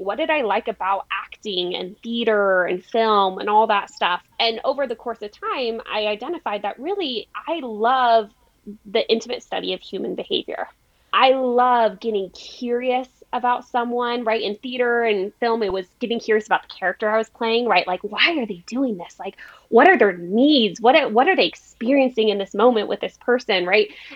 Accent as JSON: {"language": "English", "town": "El Paso", "region": "Texas", "country": "United States", "tie": "born or raised there", "moved": "yes", "lives_now": "San Diego, United States", "said": "I grew up in El Paso in a really amazing family"}